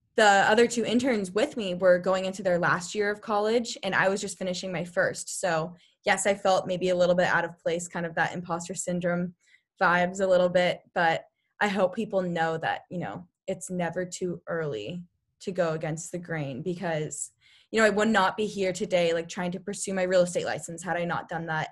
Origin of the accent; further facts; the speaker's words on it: Sacramento, California, United States; I'm from Sacramento